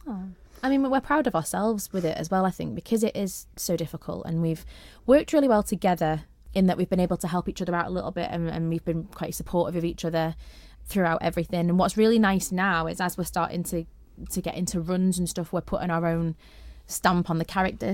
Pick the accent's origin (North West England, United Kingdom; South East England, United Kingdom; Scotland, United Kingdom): North West England, United Kingdom; St Helens; now in Isle of Man; I'm from Saint Helens